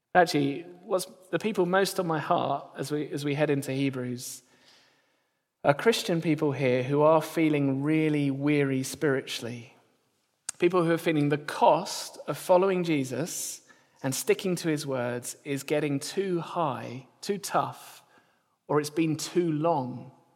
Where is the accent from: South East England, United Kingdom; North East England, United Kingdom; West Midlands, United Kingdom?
South East England, United Kingdom; near Gatwick; I grew up near Gatwick, so we didn't see any stars down south